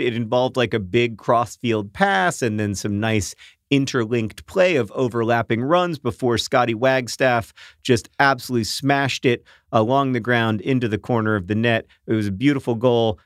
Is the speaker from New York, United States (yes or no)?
no; Florida, United States; When I was a kid growing up in Florida